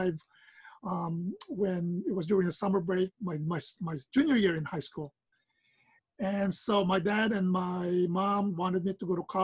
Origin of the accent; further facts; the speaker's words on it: Maui, Hawaii, United States; also born or lived in Philippines; I was born in the Philippines. My grandfather moved to Hawaii back in the late 30s. My father moved here in the 60s, and then we followed on November 1970. I moved here when I was 10 years old